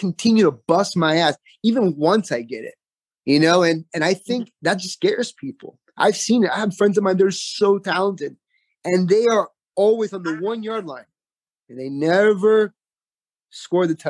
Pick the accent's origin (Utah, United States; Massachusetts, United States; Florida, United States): Florida, United States; Homestead; I'm from Homestead, Florida.